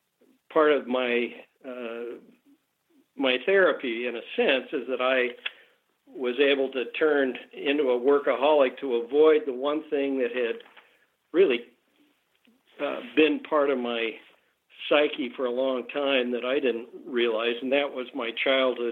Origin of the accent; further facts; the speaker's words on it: Salt Lake City, Utah, United States; moved away as an adult; also born or lived in Los Angeles; I was born and raised in Salt Lake.